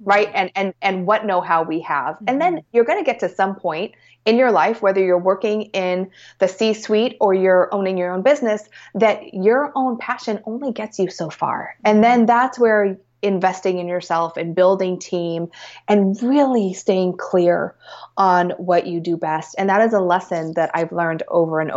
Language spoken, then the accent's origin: English; Portland, Oregon, United States; moved away; growing up in Portland